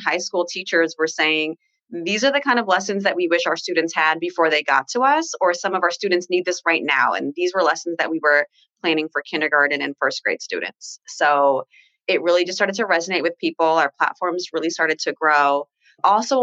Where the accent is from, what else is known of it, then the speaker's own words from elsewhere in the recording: Orlando, Florida, United States; now in Los Angeles, United States; I'm from Orlando, Florida, but I'm currently living in LA right now